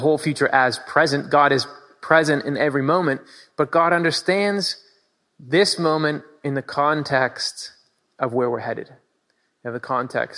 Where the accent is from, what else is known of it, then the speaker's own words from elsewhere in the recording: Michigan, United States; now in Pennsylvania, United States; I grew up in Michigan